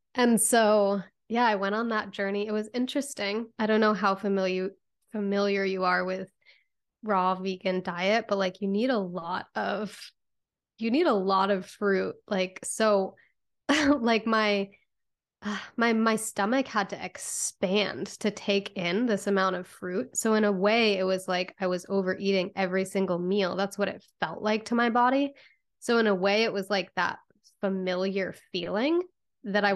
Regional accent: Connecticut, United States; I grew up in Connecticut

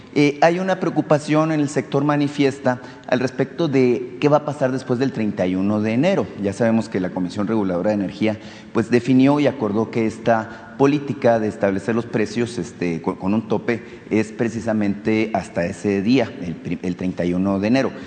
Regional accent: Nacosari, Sonora, Mexico

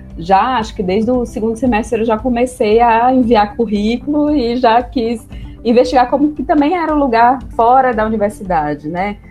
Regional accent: Fortaleza, Ceará, Brazil; deixar minha cidade natal, Fortaleza

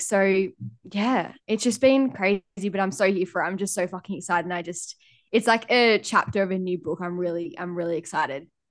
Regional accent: Lennox Head, New South Wales, Australia; moved away as an adult; also born or lived in Gold Coast; now in Airlie Beach, Australia; I grew up in Lennox

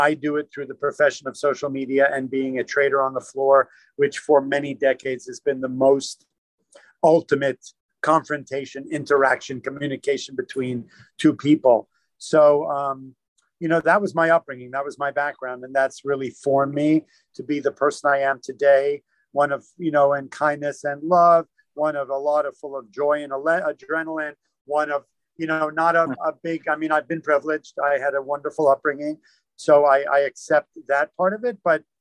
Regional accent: New York City, New York, United States; I grew up in New York City.

